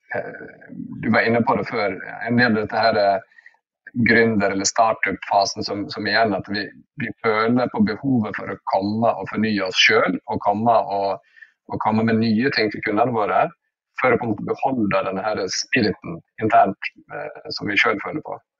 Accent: Norway; jeg er norsk

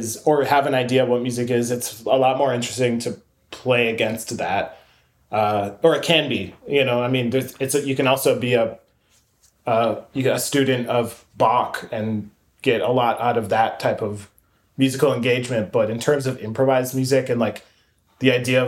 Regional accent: St. Cloud, Minnesota, United States; now in Minneapolis, United States; growing up in St. Cloud

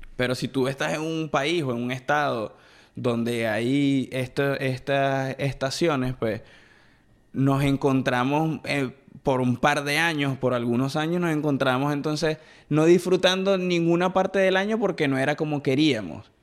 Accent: Venezuela; moved away; Nosotros venimos de Venezuela, por si hay gente que nos está viendo y no es de Venezuela, venimos de Venezuela

